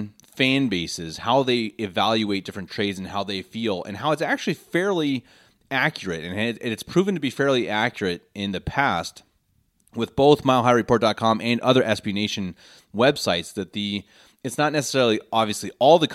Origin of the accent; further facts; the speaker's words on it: Denver, Colorado, United States; moved away as an adult; now in Munich, Germany; born and raised in Denver, Colorado, lifelong Broncos fan. I recently moved to Munich, Germany